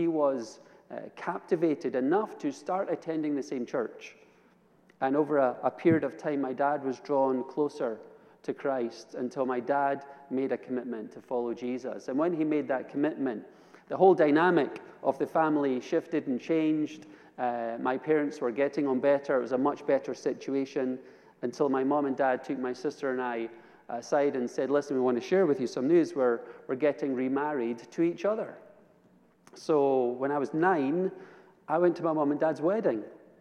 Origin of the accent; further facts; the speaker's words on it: Edinburgh, Scotland, United Kingdom; I was raised in Edinburgh, Scotland, in the capital city.